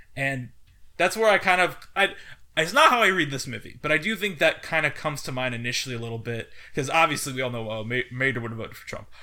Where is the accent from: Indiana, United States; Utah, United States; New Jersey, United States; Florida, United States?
Indiana, United States; when I was growing up in Indiana, I lived on Route six